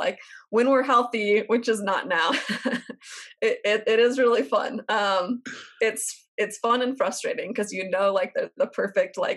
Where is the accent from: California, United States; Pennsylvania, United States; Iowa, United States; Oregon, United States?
Oregon, United States; Portland; moved away; also born or lived in Texas; I'm from Portland